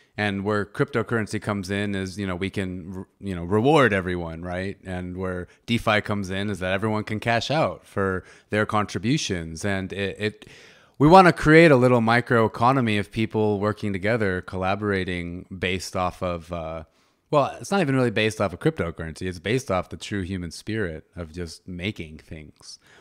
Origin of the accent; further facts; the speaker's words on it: United States; I'm a North American, I'm American